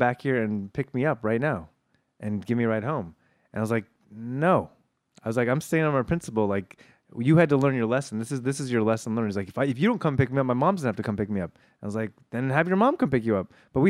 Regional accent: Granada Hills, California, United States; When we would go back to LA, I would stay with my parents at the house I grew up in Granada Hills.

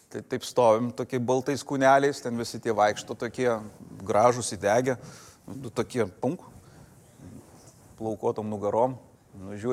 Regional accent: Lithuania; mes iš Lietuvos

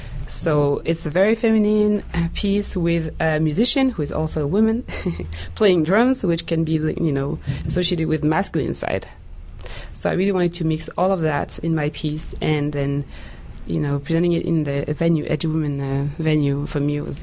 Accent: France; English is a second language; also born or lived in Central African Republic; now in Canada; I was born in the Republic of Central Africa, and I was raised in France. So I have like two identities, let's say.

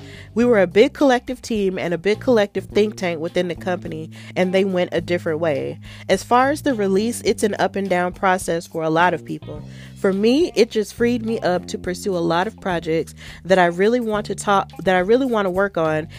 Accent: Pittsburgh, Pennsylvania, United States; accent: Pittsburgh; the first thing I had to do was unlearn my Pittsburgh accent.

